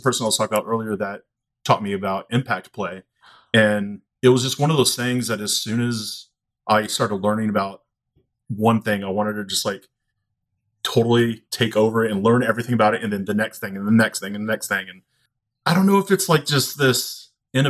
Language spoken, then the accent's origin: English; outside of Austin, Texas, United States; I grew up outside of Austin